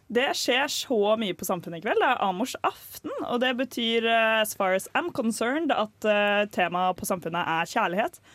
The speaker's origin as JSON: {"language": "Norwegian", "region": "Oslo", "country": "Norway", "said": "Jeg er fra Ullern i Oslo, det er grenser til Bærum"}